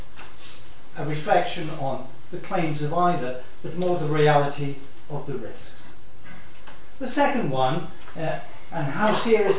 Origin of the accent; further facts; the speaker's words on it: Wales, United Kingdom; as a Welshman